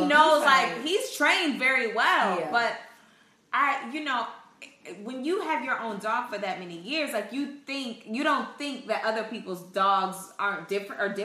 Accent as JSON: {"language": "English", "region": "Indiana", "country": "United States", "said": "I said I was from Indiana."}